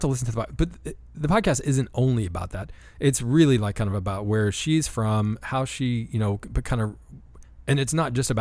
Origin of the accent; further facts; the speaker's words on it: Appalachia, United States; my hometown